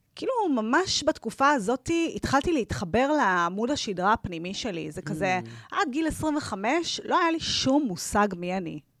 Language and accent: Hebrew; Tel Aviv, Tel Aviv District, Israel; moved away; גדלתי ברמת אביב